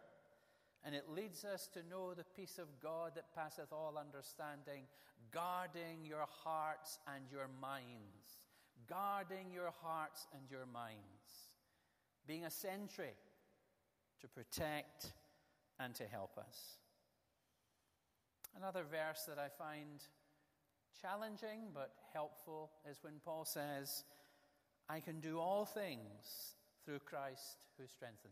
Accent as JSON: {"language": "English", "area": "Ayrshire", "region": "Scotland", "country": "United Kingdom", "tie": "born or raised there", "said": "the area where I was born in Ayrshire. When I was a lad, I used to play the same golf courses he would have played"}